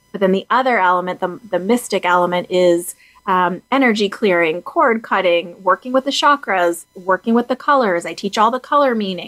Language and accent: English; Boston, Massachusetts, United States; I'm an East Coast gal. I'm from Boston